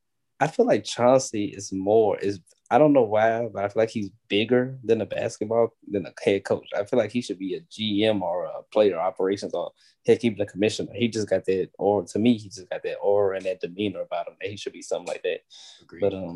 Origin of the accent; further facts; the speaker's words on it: Louisiana, United States; I'm from Louisiana.